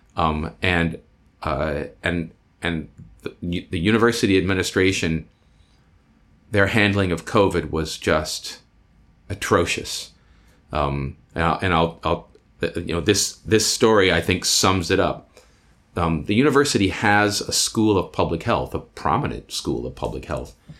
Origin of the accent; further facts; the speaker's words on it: Iowa, United States; moved away as an adult; now in Chicago, United States; I was born and raised in Iowa